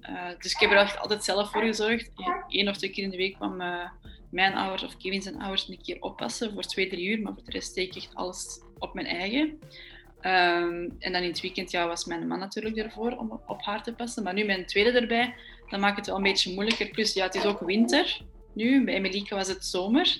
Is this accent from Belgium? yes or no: yes; Belgium; voor ons als Belg